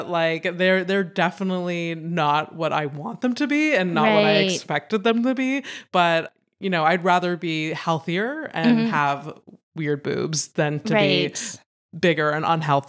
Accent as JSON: {"language": "English", "town": "Howick", "region": "Quebec", "country": "Canada", "lives_now": "Montreal, Canada", "said": "Like, I mean, I came from Howick to like Montreal."}